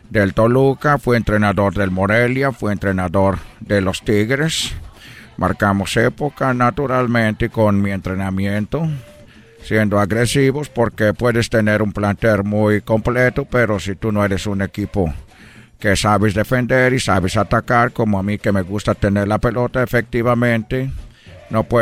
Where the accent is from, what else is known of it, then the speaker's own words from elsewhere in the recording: Brazil; Spanish is a second language; yo como brasileiro que me siento mexicano, quiero que México siempre le vaya bien.